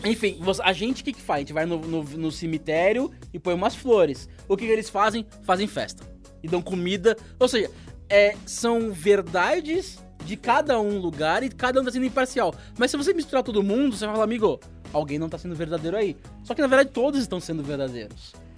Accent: Santos, São Paulo, Brazil; also born or lived in São José dos Campos; now in São Paulo, Brazil; nasci em São José dos Campos, é, sou do interior, mas eu morei durante quatro anos lá, morei 19 anos em, em Santos e agora estou em São Paulo

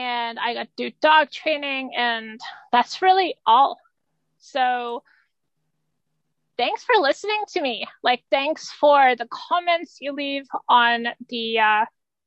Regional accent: Canada; I'm Canadian. I'm like the token Canadian in the group

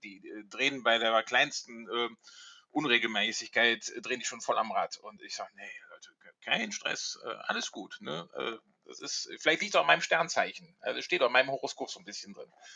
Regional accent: Rhineland, Germany; now in Hamburg, Germany; ich komme ursprünglich aus dem Rheinland

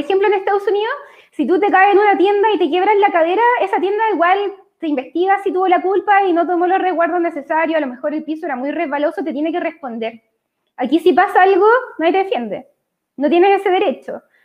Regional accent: Copiapó, Atacama, Chile; also born or lived in Antofagasta; now in Santiago, Chile; yo soy de Copiapó, ya lo dije, originariamente, en verdad nací en Antofagasta, me fui súper chica a ir a Copiapó porque era la, la familia de mi mamá de allá

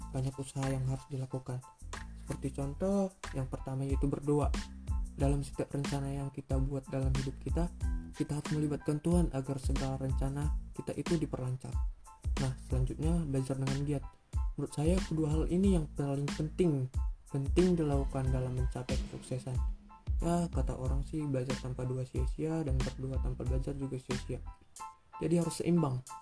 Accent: North Sumatra, Indonesia; For your information, saya ini orang Batak

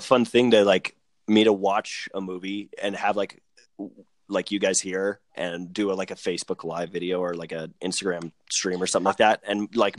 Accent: Arvada, Colorado, United States; I grew up in Arvada

